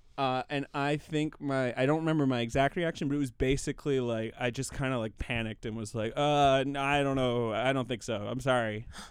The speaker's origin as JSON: {"language": "English", "region": "London", "country": "United Kingdom", "tie": "born or raised there", "moved": "yes", "said": "I, I grew up in London, England"}